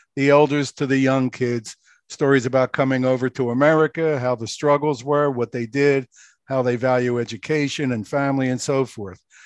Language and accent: English; Philadelphia, Pennsylvania, United States; moved away as an adult; also born or lived in Okinawa; now in New Jersey, United States; I grew up in Philadelphia, lived in the Roe House